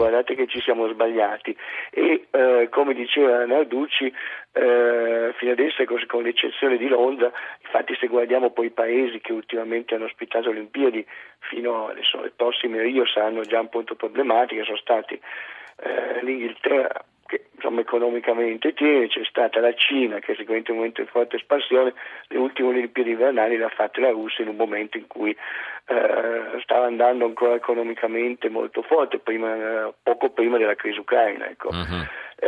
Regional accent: Turin, Piedmont, Italy; essendo io torinese

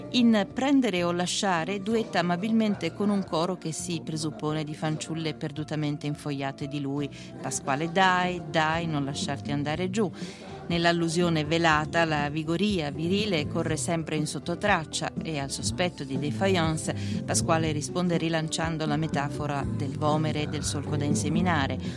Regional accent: Rome, Lazio, Italy; born there; Sono nato a Roma il 31 maggio del 1944.

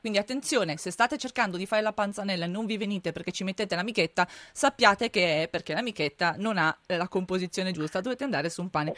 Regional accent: Friuli-Venezia Giulia, Italy; da dove vengo io in Friuli

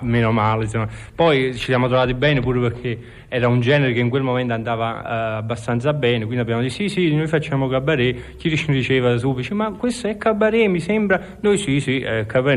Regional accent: Naples, Campania, Italy; sono napoletano

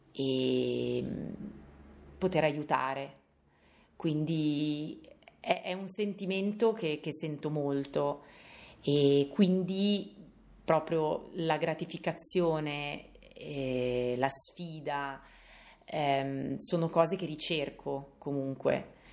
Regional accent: Carrara, Tuscany, Italy; vengo da Carrara.

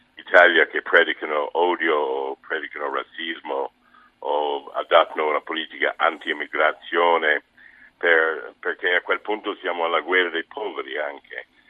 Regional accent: United States; Italian is a second language; moved away; America, il mio paese

